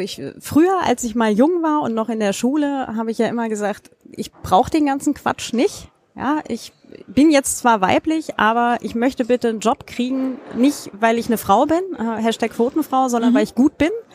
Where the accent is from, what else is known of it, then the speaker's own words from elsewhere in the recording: Germany; aus meiner Heimatstadt hier in Deutschland